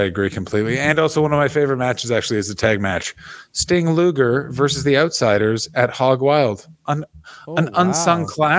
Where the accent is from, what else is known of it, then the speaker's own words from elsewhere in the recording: Florida, United States; You do know I'm from Florida, dude.